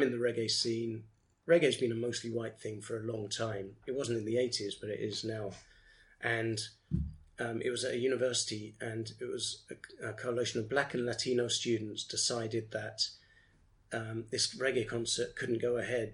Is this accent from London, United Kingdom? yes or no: yes; London, United Kingdom; I grew up in Brent, which was almost the birthplace of political correctness in the UK.